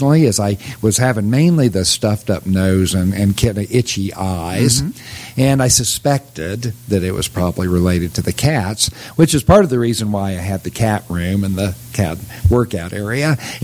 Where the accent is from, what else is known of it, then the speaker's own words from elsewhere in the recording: United States; also born or lived in Oklahoma / Kansas; I'm a kid from Oklahoma and Kansas